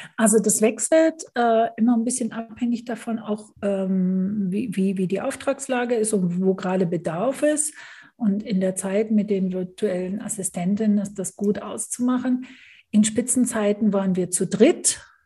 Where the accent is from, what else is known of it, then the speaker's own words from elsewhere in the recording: Germany; moved away as an adult; also born or lived in United Kingdom; now in Switzerland; jetzt wohne ich als Deutsche in der Schweiz